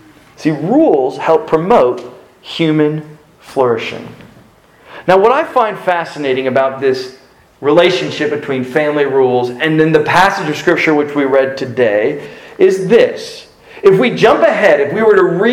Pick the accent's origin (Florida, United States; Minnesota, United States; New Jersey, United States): Florida, United States; South; I grew up in South Florida